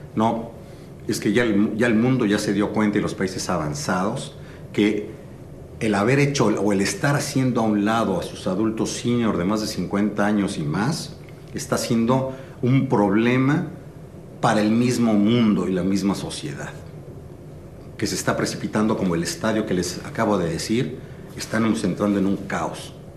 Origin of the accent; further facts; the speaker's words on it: Mexico City, Mexico; nací en la Ciudad de México, mis padres eran de Tampico, nos tuvieron en la Ciudad de México